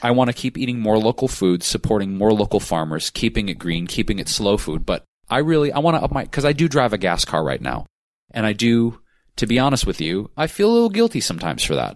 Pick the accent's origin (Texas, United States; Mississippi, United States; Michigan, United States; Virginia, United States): Michigan, United States; Detroit; now in Los Angeles, United States; my entire life growing up in Detroit